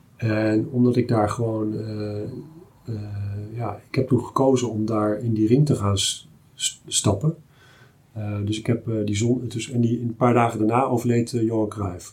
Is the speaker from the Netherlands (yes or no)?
yes; Achterhoek, Gelderland, Netherlands; also born or lived in Twente; ik kom uit de Achterhoek en eh, eh, ook naar Twente